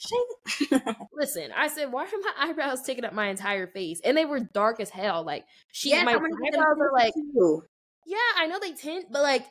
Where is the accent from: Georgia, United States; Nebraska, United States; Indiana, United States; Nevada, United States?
Nevada, United States; Las Vegas; Shout out my hometown